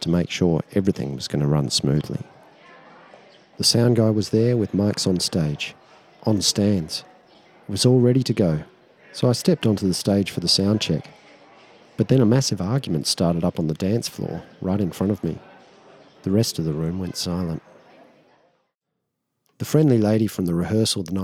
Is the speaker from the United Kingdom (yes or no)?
no; Australia; I'm actually there to represent my country